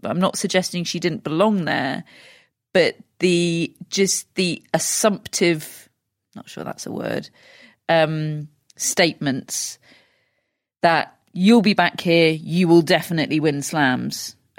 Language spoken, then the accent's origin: English; United Kingdom; I'm British.